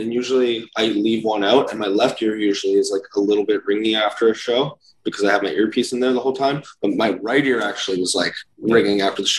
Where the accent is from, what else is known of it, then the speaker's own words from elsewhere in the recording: Canada; We're from Canada where like cities are like 16-hour drives apart.